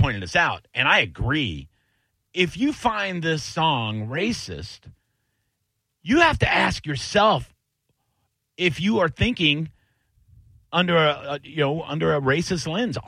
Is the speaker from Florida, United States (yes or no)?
yes; Tampa, Florida, United States; also born or lived in Plant City, Florida; I lived in Plant City, you know, back in high school for a little while, you know, for a year or two after my parents moved out there when I grew up in Tampa.